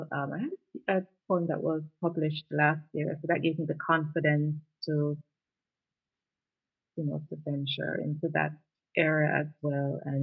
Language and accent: English; Jamaica; first language Jamaican Patois; I'm Jamaican, so I'll always represent